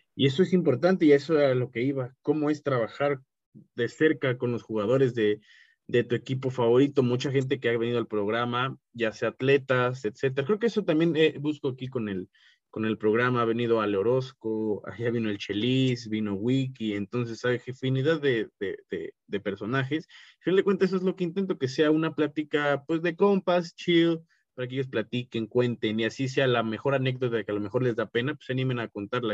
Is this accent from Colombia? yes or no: no; Mexico; soy un mexicano podcaster como tú